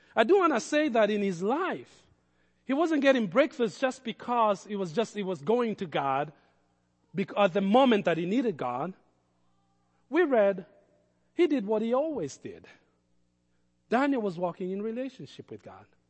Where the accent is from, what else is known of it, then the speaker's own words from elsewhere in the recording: Kenya; I grew up around lions in Kenya